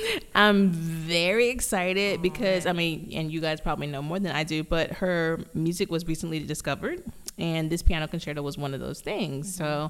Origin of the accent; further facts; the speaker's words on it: Dallas, Texas, United States; moved away; also born or lived in Austin, Texas / Memphis; I'm from Dallas by way of Austin